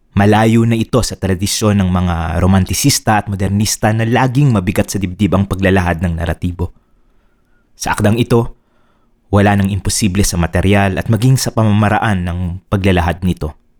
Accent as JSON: {"language": "Tagalog", "area": "Laguna", "region": "Calabarzon", "country": "Philippines", "said": "galing ako sa Laguna"}